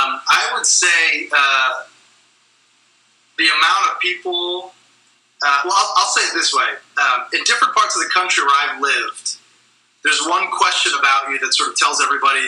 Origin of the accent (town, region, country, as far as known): New England, United States; moved away as an adult; now in Houston, United States